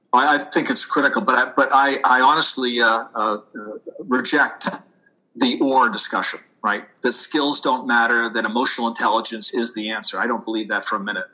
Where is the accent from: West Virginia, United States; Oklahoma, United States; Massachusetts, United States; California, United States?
Massachusetts, United States; Boston; accent: Boston; moved away as an adult; also born or lived in Washington, D.C.; now in New Jersey, United States; I'm a native Bostonian, so you will hear me park my car every once in a while. I do tend to lose my R's, so I will tell your audience, yes, you're hearing a Boston accent. Uh, born and bred in Boston